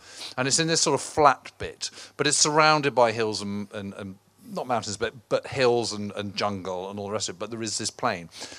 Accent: England, United Kingdom; Obviously, being a Brit here in England on a summer's evening, I'm very happy with that.

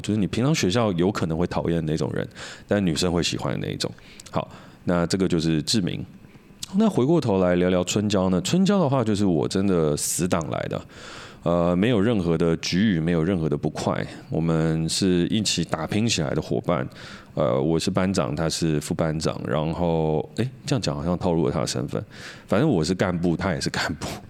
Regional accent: Hsinchu, Taiwan; 我们都是台湾长大的

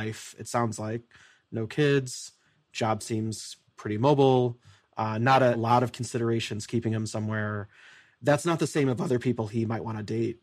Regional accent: Midwest, United States; I'm from the Midwest

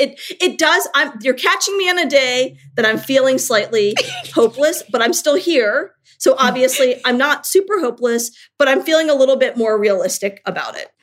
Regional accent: Richmond, Virginia, United States; I moved to my hometown of Richmond, Virginia

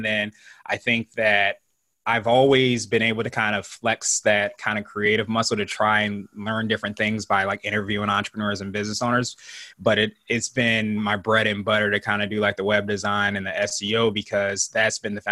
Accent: Virginia, United States; also born or lived in Wichita, Kansas / Las Vegas, Nevada; I actually am not your typical military kid because I've been in Virginia for most of my life since I was about 5 or 6.

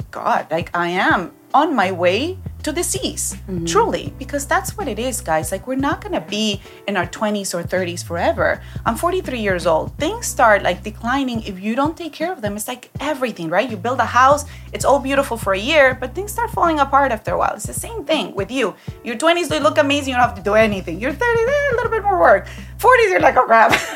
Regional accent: Peru; I grew up in Peru

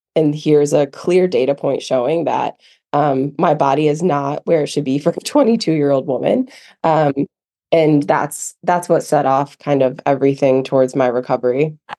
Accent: Midwest, United States; moved away as an adult; also born or lived in Michigan; now in Asheville, United States; growing up in the Midwest

